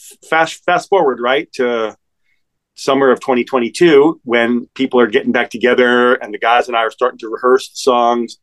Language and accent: English; Albuquerque, New Mexico, United States; now in New York City, United States; I grew up in Albuquerque, New Mexico